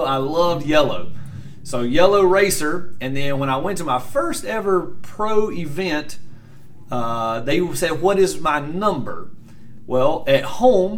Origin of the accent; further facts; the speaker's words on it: Greer, South Carolina, United States; Greer Dragway is where I started. That's my hometown